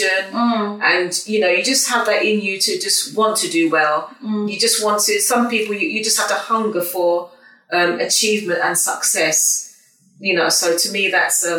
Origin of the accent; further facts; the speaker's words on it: Croydon, London, United Kingdom; also born or lived in Leeds; I was raised in Croydon, actually.